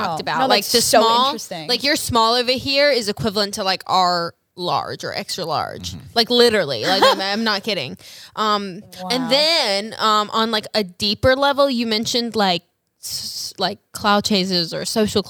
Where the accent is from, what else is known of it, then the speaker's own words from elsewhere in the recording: Australia; moved away; I haven't been home in like, I'm originally from Australia.